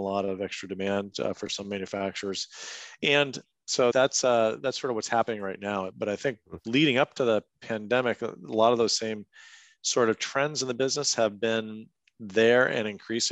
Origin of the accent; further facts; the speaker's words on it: Merrimack, New Hampshire, United States; my house where I grew up in Merrimack, New Hampshire